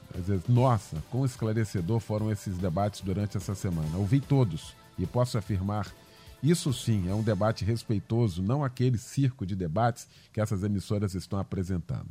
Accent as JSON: {"language": "Portuguese", "country": "Brazil", "said": "eu sou brasileiro, com muito orgulho"}